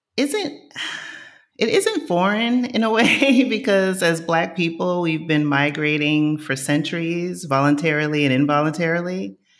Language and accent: English; New York City, New York, United States; moved away as an adult; also born or lived in New Jersey; now in Lisbon, Portugal; I grew up in Co-op City in the Bronx, I knew my neighbors.